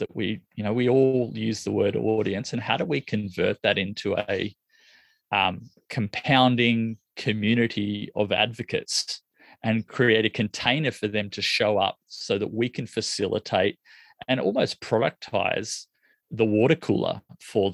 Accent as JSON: {"language": "English", "country": "Australia", "said": "I'm from Australia"}